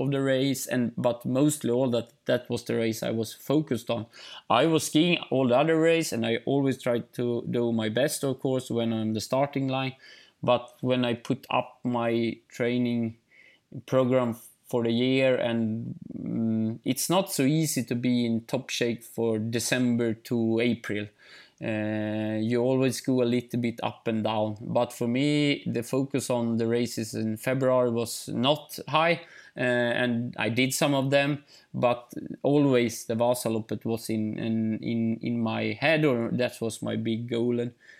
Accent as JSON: {"language": "English", "town": "Ulricehamn", "region": "Västra Götaland", "country": "Sweden", "tie": "born or raised there", "second_language": "English", "said": "But in Småland, in Eksjö, in my hometown, Ulricehamn, and in other places, then I think many people know me."}